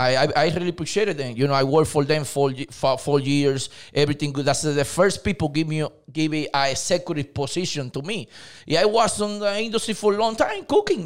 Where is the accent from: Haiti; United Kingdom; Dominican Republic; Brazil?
Dominican Republic; English is a second language; moved away as an adult; now in United States; I'm from Dominican Republic. I'm, uh, come here to the state, like, uh, fifteen years ago